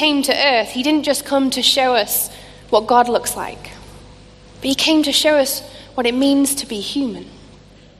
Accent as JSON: {"language": "English", "town": "Scunthorpe", "region": "Yorkshire and the Humber", "country": "United Kingdom", "tie": "born or raised there", "said": "a small church in the town called Scunthorpe, which is where I grew up in Lincolnshire"}